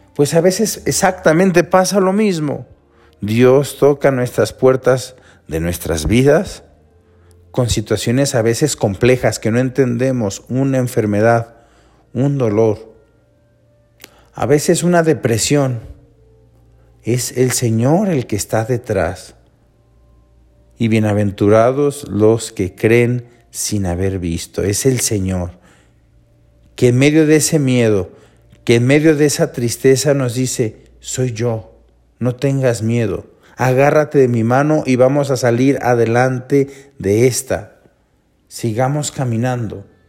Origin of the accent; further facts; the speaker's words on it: Mexico; nosotros como mexicanos